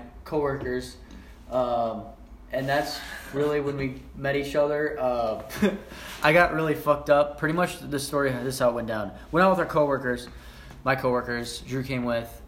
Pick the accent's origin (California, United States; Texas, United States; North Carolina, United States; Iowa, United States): Iowa, United States; Spillville; moved away as an adult; now in Fort Collins, United States; Spillville, Iowa, which is in northeast Iowa, like by Decorah, Iowa. I grew up in a town of 500 people